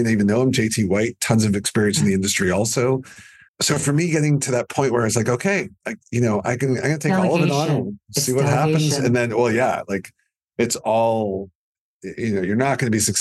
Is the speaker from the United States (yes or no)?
no; Canada; I'm too Canadian